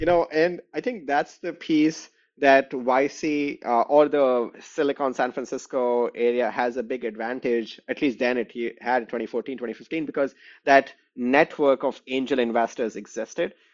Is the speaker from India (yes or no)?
yes; New Delhi, Delhi, India; moved away as an adult; also born or lived in West Lafayette, Indiana; now in Chicago, United States; I grew up in New Delhi, India